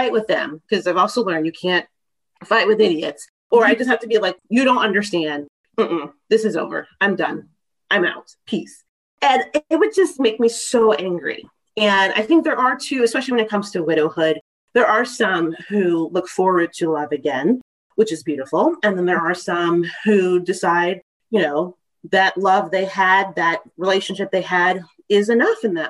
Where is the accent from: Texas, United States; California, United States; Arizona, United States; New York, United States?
Texas, United States; now in Maryland, United States; I'm from Texas.